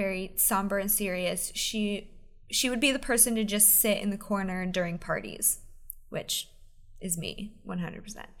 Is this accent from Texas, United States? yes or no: no; Pennsylvania, United States; I grew up in Pennsylvania